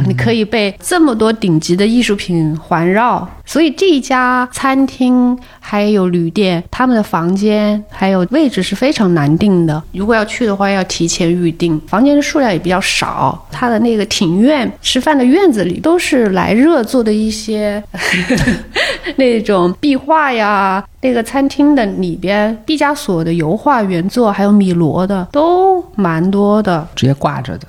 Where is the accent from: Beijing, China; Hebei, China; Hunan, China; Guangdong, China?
Hunan, China; 作为湖南人